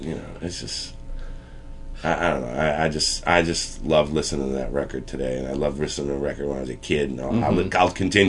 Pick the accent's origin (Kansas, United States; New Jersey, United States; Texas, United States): New Jersey, United States; Plainfield; I grew up in New Jersey in a town called Plainfield, New Jersey. Predominantly black mm-hmm. town. It was like 85% black.